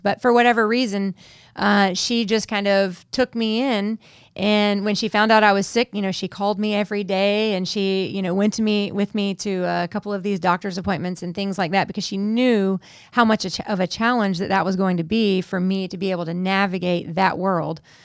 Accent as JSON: {"language": "English", "country": "United States", "moved": "as an adult", "said": "as an American citizen, I don't have residency yet in this country"}